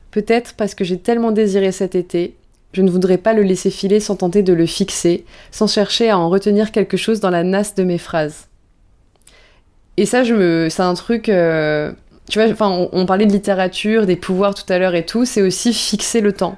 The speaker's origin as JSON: {"language": "French", "town": "Bordeaux", "region": "Nouvelle-Aquitaine", "country": "France", "tie": "born or raised there", "said": "je viens du sud-ouest, je viens de Bordeaux et j'ai la chance que mes parents euh, euh, m'aient emmené tout le temps à l'océan"}